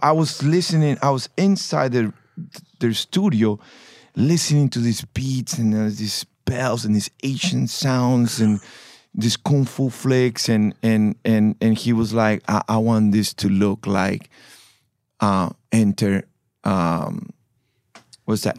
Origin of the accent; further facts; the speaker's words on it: Panama; I'm from Panama.